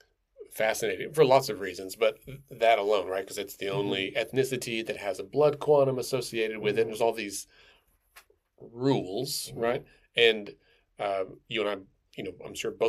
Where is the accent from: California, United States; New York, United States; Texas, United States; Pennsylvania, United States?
Texas, United States; also born or lived in Minnesota; now in Oklahoma City, United States; I grew up in Texas and for most of my childhood, and we lived in Minnesota for a few years